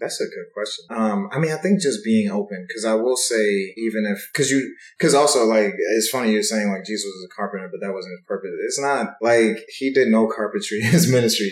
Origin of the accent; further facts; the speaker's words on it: Stone Mountain, Georgia, United States; also born or lived in Kumasi, Ghana; I grew up up in Stone Mountain, which is like all black